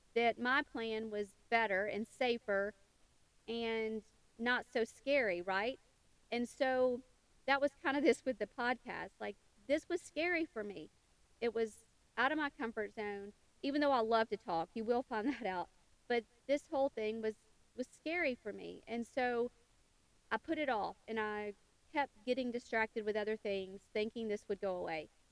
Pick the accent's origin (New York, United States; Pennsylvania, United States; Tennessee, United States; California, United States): Tennessee, United States; western; I was born and raised in a small town in western Tennessee